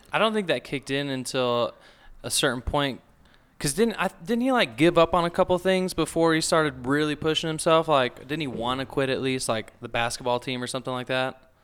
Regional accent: South Texas, United States; moved away; originally I'm from South Texas

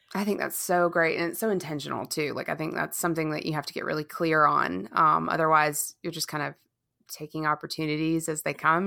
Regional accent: Charleston, South Carolina, United States; moved away; I never moved away from my hometown in Charleston

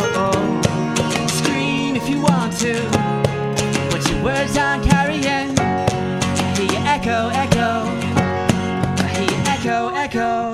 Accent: Portland, Oregon, United States; moved away; I'm from Portland too.

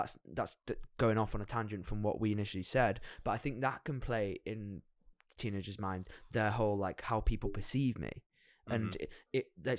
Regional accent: England, United Kingdom; And we're very English in the fact that we say sorry for everything, so we're constantly doubting ourselves.

